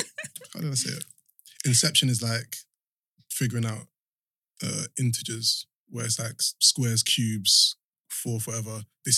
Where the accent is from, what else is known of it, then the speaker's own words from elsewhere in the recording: Croydon, London, United Kingdom; I'm from Croydon.